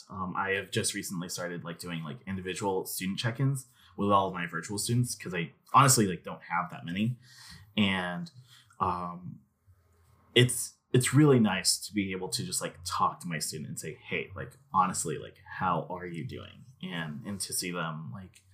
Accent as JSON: {"language": "English", "region": "Arkansas", "country": "United States", "tie": "born or raised there", "said": "I grew up in Arkansas for the most part. I lived in BB for most of my life"}